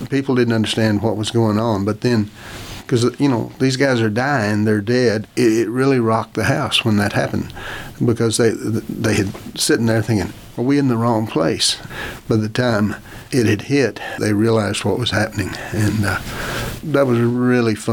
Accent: Oklahoma, United States; I grew up in Oklahoma and the beaches are rather small.

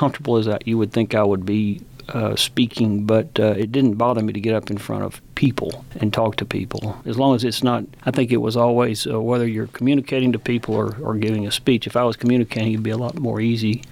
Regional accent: Vernon, Texas, United States; I grew up in Vernon, of course, not in Lubbock

